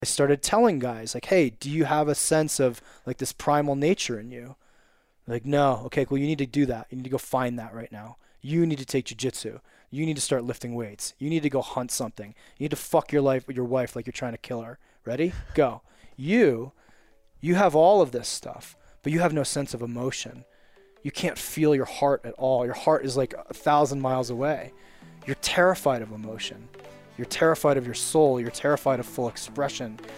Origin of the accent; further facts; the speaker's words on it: Wilton, Connecticut, United States; also born or lived in California; now in Evergreen, United States; I'm from Wilton, Connecticut, but living in Evergreen, Colorado.